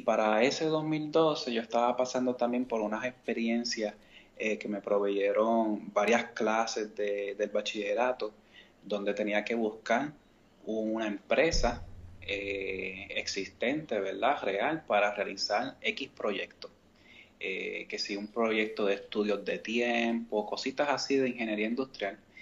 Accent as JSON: {"language": "Spanish", "town": "Mayagüez", "country": "Puerto Rico", "tie": "born or raised there", "also_born_or_lived": "San Juan", "said": "yo soy natural de San Juan, pero me crié en Mayagüez"}